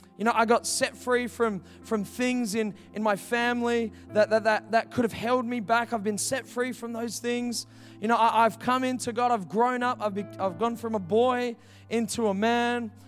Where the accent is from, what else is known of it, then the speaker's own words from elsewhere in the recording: Heathridge, Western Australia, Australia; I grew up in Heathridge, like, three minutes away. I was born in Joondalup Hospital.